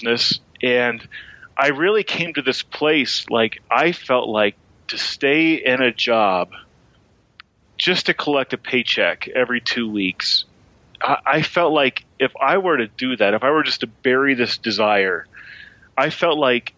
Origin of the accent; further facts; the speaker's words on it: Martinsville, Indiana, United States; moved away as an adult; also born or lived in Santa Barbara, California; I grew up where you're at now in Martinsville, Indiana